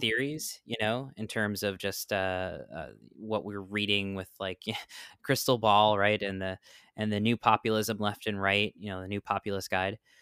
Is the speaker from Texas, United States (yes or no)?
no; New York, United States; now in Florida, United States; I grew up in New York